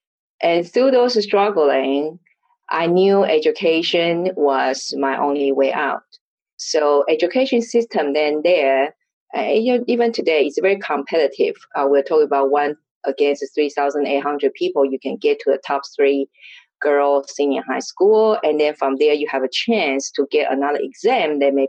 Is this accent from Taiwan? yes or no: yes; Taiwan; born or raised there; English is a second language